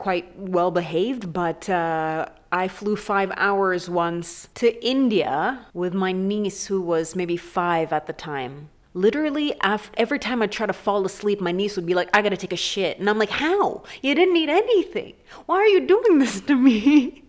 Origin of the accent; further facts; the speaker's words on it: Mombasa, Mombasa County, Kenya; It's Mombasa. It's my hometown.